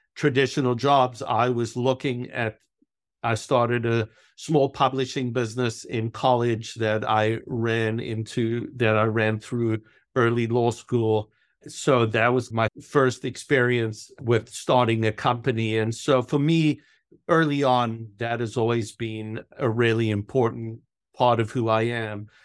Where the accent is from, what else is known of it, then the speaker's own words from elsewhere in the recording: South Africa; moved away as an adult; also born or lived in New York; I was born in South Africa. I grew up through high school in South Africa